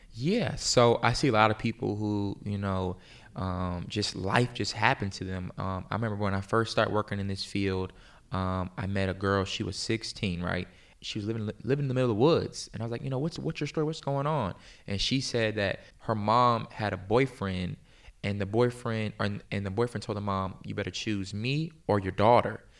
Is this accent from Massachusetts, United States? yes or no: no; Virginia Beach, Virginia, United States; moved away as an adult; also born or lived in Pennsylvania; now in Tulsa, United States; I grew up in, like, the Hampton Roads area